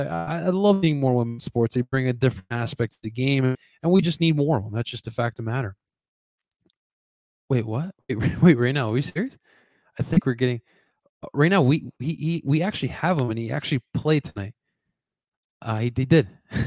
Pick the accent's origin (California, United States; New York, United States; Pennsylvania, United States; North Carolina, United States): Pennsylvania, United States; Philadelphia; I'm from Philadelphia, proud of being from Philly.